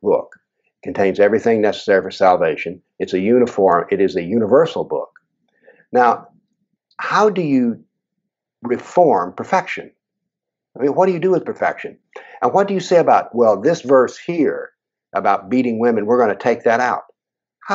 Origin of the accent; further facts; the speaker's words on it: United States; as an American